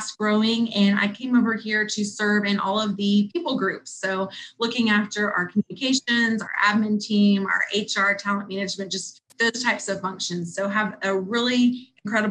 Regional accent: Houston, Texas, United States; I grew up in Houston, Texas.

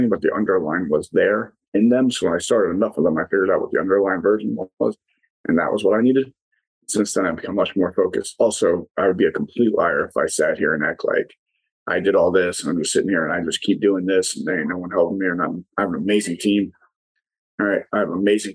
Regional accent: New York City, New York, United States; moved away as an adult; now in Delaware, United States; I'm originally from New York City, not West Virginia, but I now live in a place called Delaware

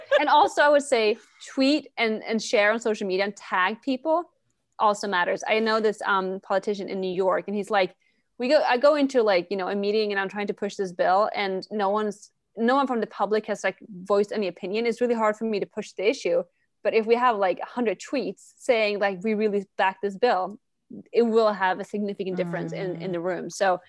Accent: Sweden; We're both from Sweden

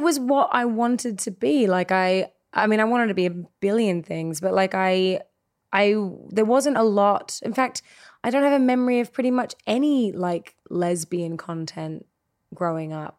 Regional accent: Australia; now in Los Angeles, United States; I came from Australia

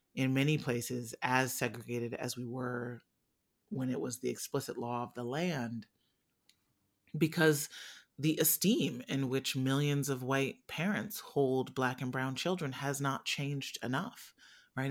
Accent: Midwest, United States; I was born in the Midwest

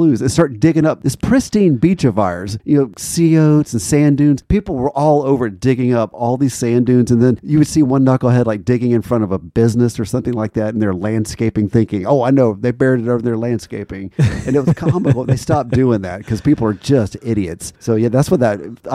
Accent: Florida, United States; I've got fond memories of growing up in Florida

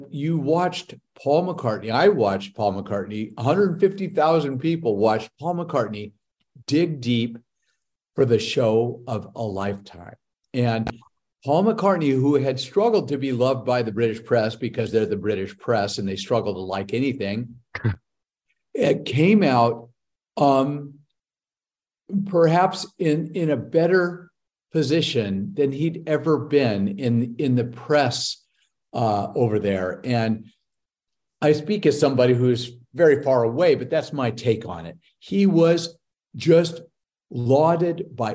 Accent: Los Angeles, California, United States; my hometown of Los Angeles

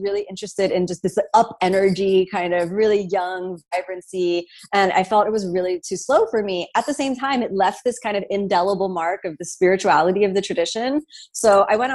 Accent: Miami, Florida, United States; moved away as an adult; also born or lived in New York City; I'm from Miami

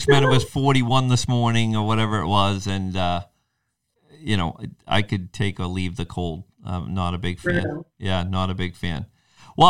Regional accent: New England, United States; growing up in New England

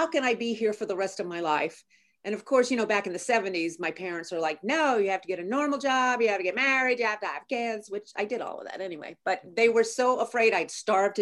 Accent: North Carolina, United States; I grew up in North Carolina

